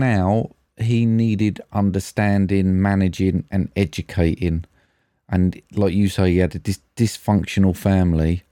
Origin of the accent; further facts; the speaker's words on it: United Kingdom; we're British